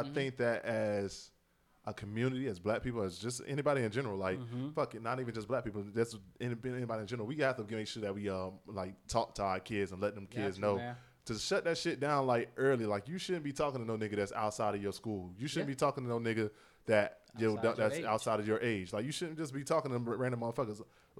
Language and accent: English; Leesburg, United States; growing up in Leesburg, everybody knew everybody.